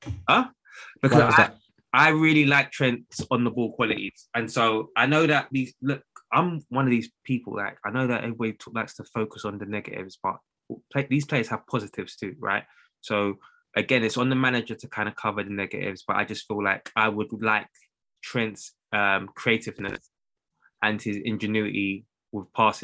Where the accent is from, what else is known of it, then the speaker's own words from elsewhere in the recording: Nigeria; I'm Nigerian